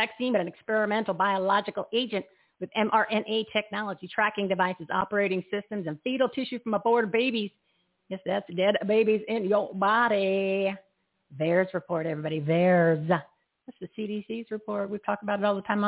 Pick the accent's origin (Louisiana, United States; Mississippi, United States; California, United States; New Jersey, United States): New Jersey, United States; Bridgewater; I'm from Bridgewater, New Jersey. Grew up there.